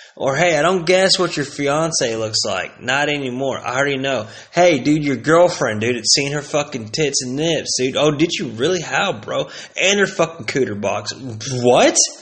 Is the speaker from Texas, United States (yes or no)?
yes; Plano, Texas, United States; also born or lived in Aubrey, Texas; I came from Plano, Texas